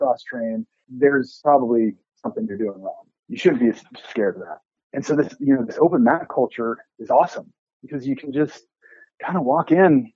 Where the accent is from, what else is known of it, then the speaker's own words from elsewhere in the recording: Nebraska, United States; moved away; also born or lived in Phoenix / Denton, Texas; when I was growing up in Nebraska